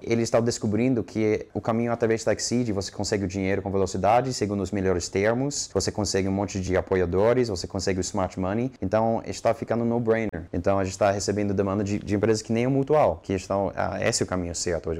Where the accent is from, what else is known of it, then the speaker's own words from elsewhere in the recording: United States; Portuguese is a second language; moved away as an adult; now in Brazil; Eu sou americano